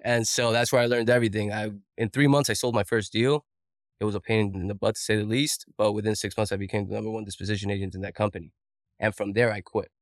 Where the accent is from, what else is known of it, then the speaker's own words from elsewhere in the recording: Colombia; moved away; I'm an immigrant from Colombia.